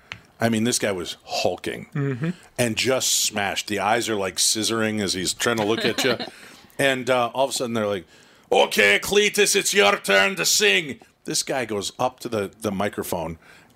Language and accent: English; Minnesota, United States; I'm from Minnesota in the state, you know, in the States.